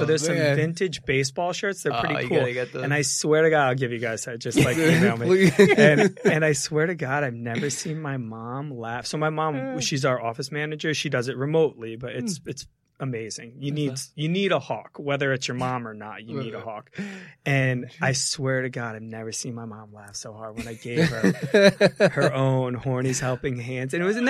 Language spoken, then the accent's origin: English; New Jersey, United States; But yeah, I grew up in the same house that my mom grew up in, down by the beach in New Jersey, small town.